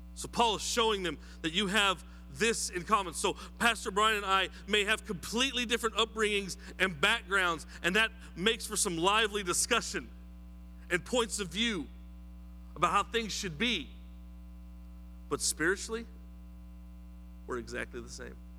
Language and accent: English; New Mexico, United States; now in South Carolina, United States; I am from New Mexico